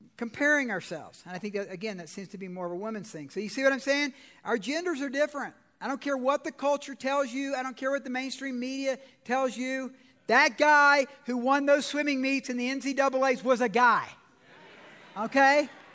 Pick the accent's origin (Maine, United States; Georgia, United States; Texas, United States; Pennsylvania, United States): Georgia, United States; I'm from Georgia